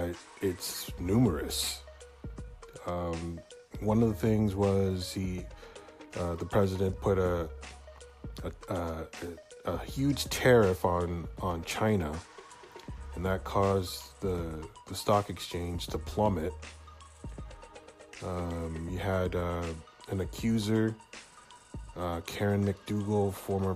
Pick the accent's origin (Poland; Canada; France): Canada; Hamilton, Ontario; my hometown of Hamilton, Ontario